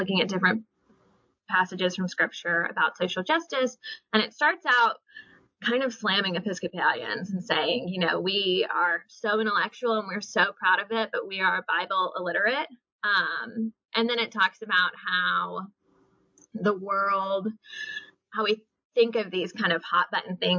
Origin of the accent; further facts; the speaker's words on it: Oxford, Mississippi, United States; I grew up in Mississippi, in Oxford